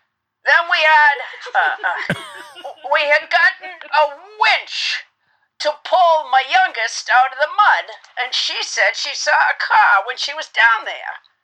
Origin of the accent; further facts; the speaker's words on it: Maine, United States; That's correct. I am from Maine.